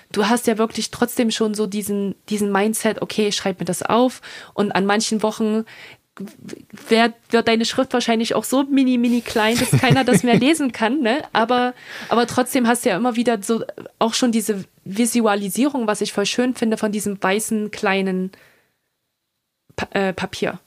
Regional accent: Germany; moved away as an adult; also born or lived in France / Dublin, Ireland; now in United States; als Europäerin, als Deutsche in Amerika zu leben

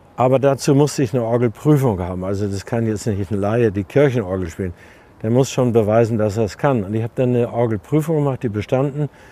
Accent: East Frisia, Lower Saxony, Germany; also born or lived in Berlin; now in Munich, Germany; Ich bin selten in Ostfriesland und äh, bin dankbar, hatte ich schon gesagt, dass ich dort aufgewachsen bin

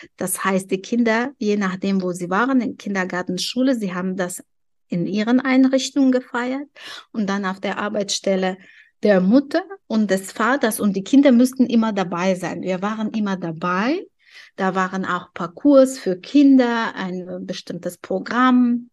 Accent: Tajikistan; German is a second language; now in Germany; In meinem Heimatland

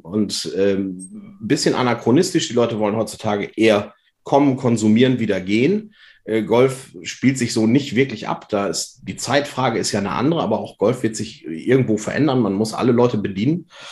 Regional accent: Vechta, Lower Saxony, Germany; Ich komme aus Fechter

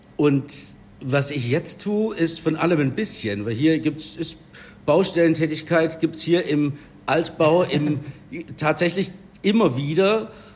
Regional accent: Herrenberg, Baden-Württemberg, Germany; Ich bin tatsächlich gebürtiger Herrenberger. Ich war in der Erhardstraße im Kindi, Pfalzgraf Rudolf Grundschule

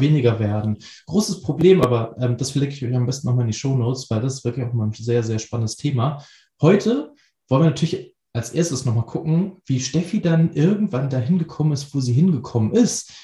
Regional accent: Hamburg, Germany; Ich als Hamburger

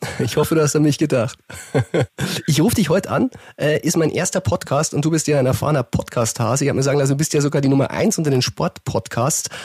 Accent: Bavaria, Germany; Ich bin Bayer, ich lebe in Bayern

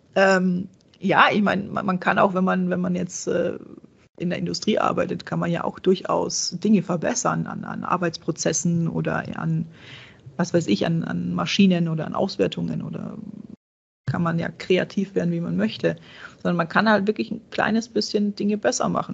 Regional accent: Czechia; now in Germany; ich bin gebürtige Tschechin, meine, meine Großeltern kommen daher, meine, meine Mama kommt daher.

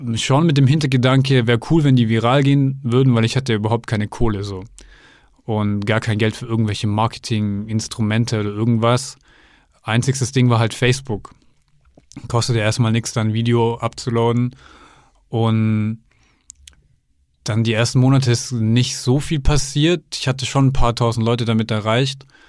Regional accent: near Stuttgart, Baden-Württemberg, Germany; Ich komme ja aus der Nähe von Stuttgart

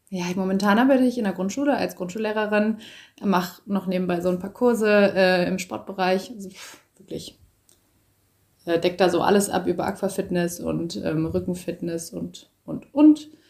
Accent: hometown near Düsseldorf and Cologne, North Rhine-Westphalia, Germany; also born or lived in Berlin; ich wohne jetzt gerade wieder in meiner Heimatstadt ähm, in der Nähe von Düsseldorf und Köln. War vorher eine Zeit lang äh, in Köln, habe da gelebt und davor äh, in Berlin und davor war ich ganz lange auf Reisen.

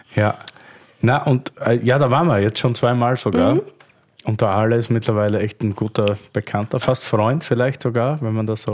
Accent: Austria; aus Sicht eines Österreichers

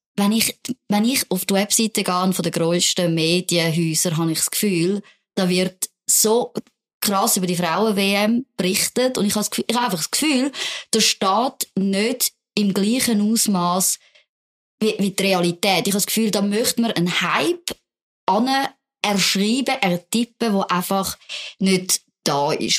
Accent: Zurich, Switzerland; also born or lived in Alsace (parents' origin); in Zürich zum Beispiel in die Body gehen. konnte. Ich habe nämlich gerade neben der Body gewohnt

